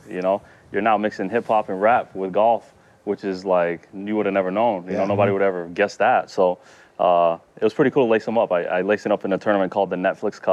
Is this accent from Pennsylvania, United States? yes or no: no; Utah, United States; my brother and I were playing golf growing up in Utah